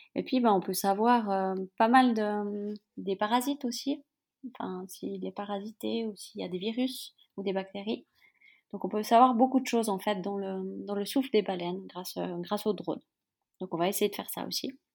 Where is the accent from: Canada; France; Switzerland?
Switzerland; Yverdon-les-Bains, Vaud; je suis suisse. J'ai grandi dans une petite ville qui s'appelle Yverdon-les-Bains.